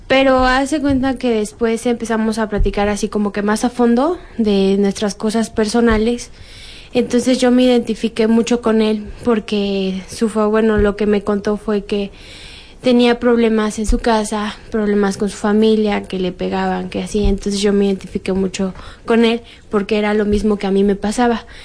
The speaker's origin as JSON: {"language": "Spanish", "region": "Mexico City", "country": "Mexico", "said": "yo soy de aquí de México, fue aquí en Pino Suárez"}